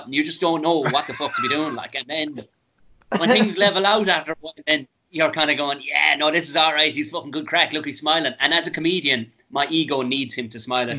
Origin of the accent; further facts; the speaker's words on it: Tipperary, Munster, Ireland; moved away; I was a redneck from Tipperary